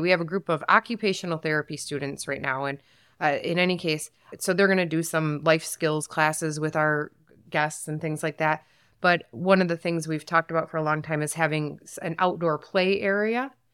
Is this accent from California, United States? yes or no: no; Saginaw, Michigan, United States; I was born and raised in Saginaw